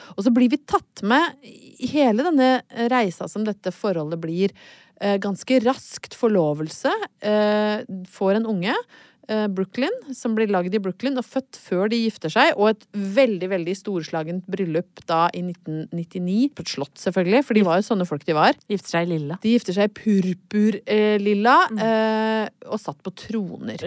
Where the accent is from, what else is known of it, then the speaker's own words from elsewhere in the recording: Brøttum, Innlandet, Norway; now in Oslo, Norway; jeg kommer jo fra Brøttum